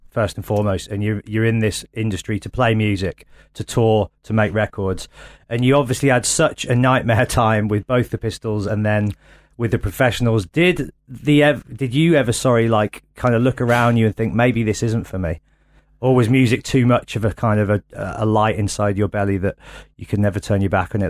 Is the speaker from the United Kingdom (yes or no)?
yes; Birmingham, West Midlands, United Kingdom; I'm from Birmingham